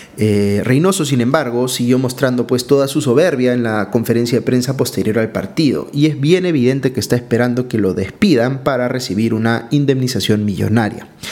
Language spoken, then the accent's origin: Spanish; Peru; como peruano